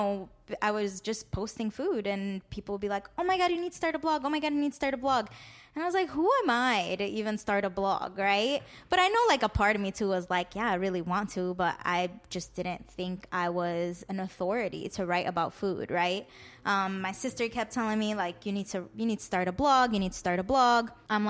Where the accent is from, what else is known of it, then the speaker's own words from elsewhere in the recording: Chicago, Illinois, United States; I grew up around the West Lawn, Marquette Park area. 63rd was a constant in our lives.